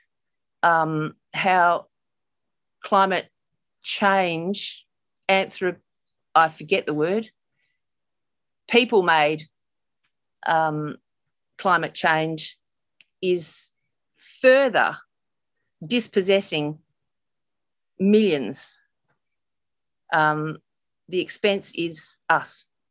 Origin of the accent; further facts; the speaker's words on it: Perth, Western Australia, Australia; I hail from Perth, Western Australia